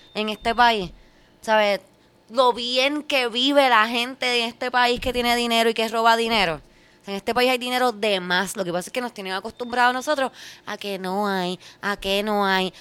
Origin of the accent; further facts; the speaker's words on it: Puerto Rico; como puertorriqueños